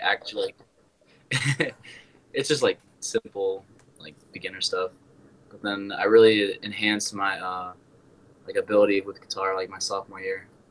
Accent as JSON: {"language": "English", "region": "Wisconsin", "country": "United States", "tie": "born or raised there", "also_born_or_lived": "Iowa", "said": "I'm from Wisconsin"}